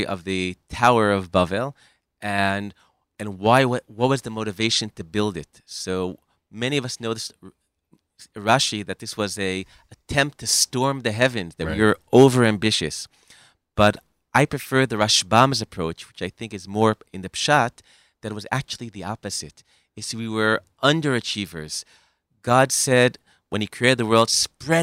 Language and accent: English; United States; now in Israel; I grew up in America.